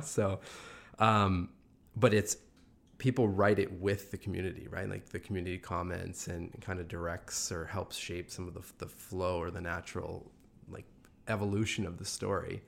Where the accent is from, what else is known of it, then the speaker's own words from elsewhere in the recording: Sudbury, Ontario, Canada; I'm from Sudbury